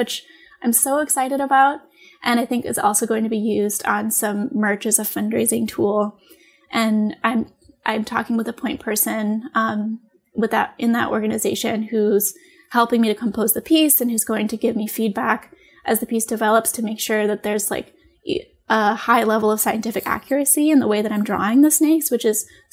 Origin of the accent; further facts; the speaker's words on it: New York, United States; moved away as an adult; also born or lived in Maine / Michigan / Oregon; in New York in my hometown